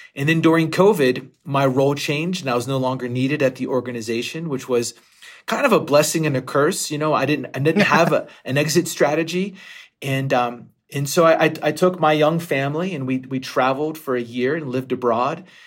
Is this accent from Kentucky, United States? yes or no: no; Western Pennsylvania, United States; I grew up in Western Pennsylvania